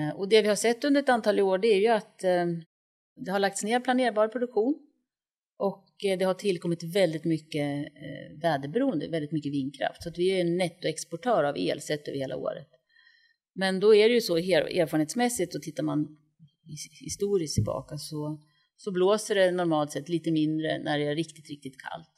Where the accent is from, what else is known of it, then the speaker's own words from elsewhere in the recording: Östersund, Jämtland, Sweden; moved away as an adult; now in Stockholm, Sweden; jag kommer från Östersund och flyttade till Stockholm 1983 när jag började på KTH